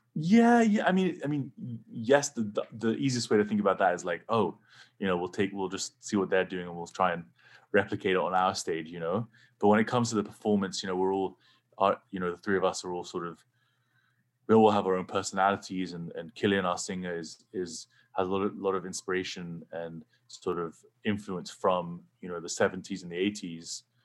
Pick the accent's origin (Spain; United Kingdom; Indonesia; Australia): United Kingdom; England; now in United States; growing up in England, pretty much no one had guns